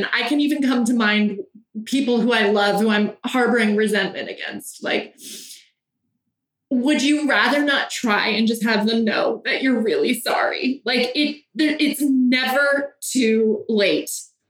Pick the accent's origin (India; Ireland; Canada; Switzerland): Ireland; Well, I'm Irish, so I still have a little resentment.